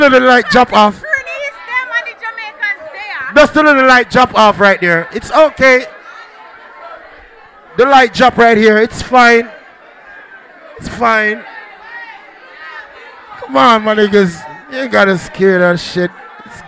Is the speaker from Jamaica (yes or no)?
yes; Kingston, Jamaica; moved away; But we come from Kingston, Jamaica.